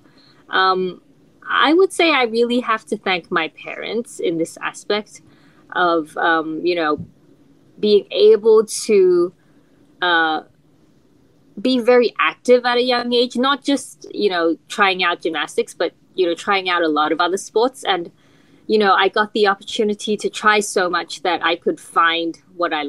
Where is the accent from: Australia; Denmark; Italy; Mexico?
Australia; Melbourne, Victoria; I grew up in Melbourne, Australia